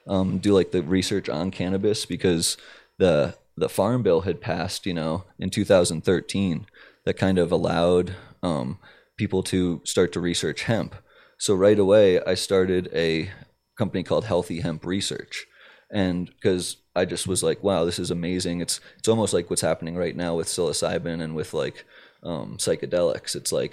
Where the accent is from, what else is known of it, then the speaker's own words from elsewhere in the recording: Maryland, United States; Like I'm from Maryland